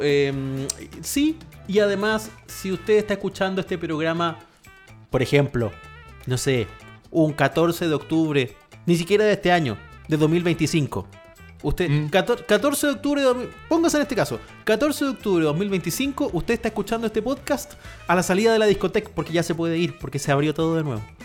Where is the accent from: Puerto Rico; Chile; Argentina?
Chile; soy chileno